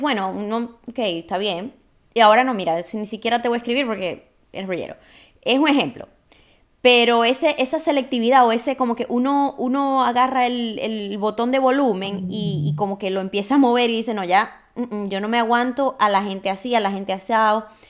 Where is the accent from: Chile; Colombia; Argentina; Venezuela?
Venezuela; Maracaibo, Zulia; es maracucha como yo